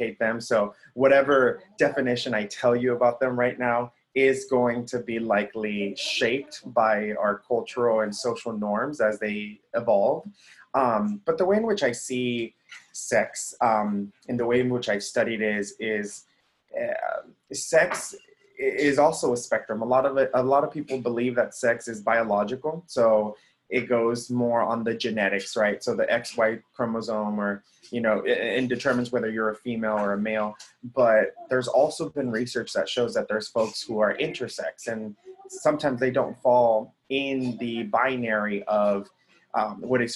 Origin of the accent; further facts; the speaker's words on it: Texas-Mexico borderlands, United States; first language Spanish; English is a second language; moved away as an adult; also born or lived in Michigan; I'm from Texas, the Texas-Mexico borderlands